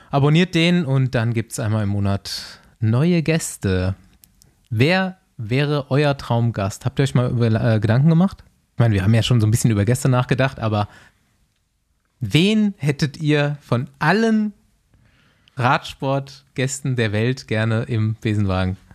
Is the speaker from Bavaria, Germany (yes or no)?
yes; Bavaria, Germany; Ich weiß nicht, ich, ich äh, habe halt auch meine Kindheit so in Bayern verbracht und der Hackelschorsch, der ist einfach wer.